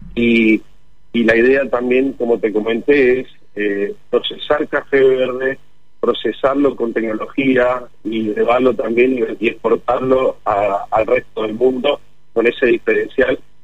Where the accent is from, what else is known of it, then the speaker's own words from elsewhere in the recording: General Alvear, Mendoza, Argentina; moved away; Mi familia y yo nacimos en General Alvear